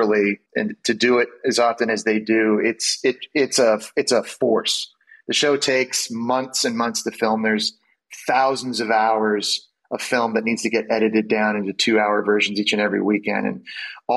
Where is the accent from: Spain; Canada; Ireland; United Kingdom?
Canada; moved away as an adult; also born or lived in Ottawa / Montreal / New York City; growing up in Canada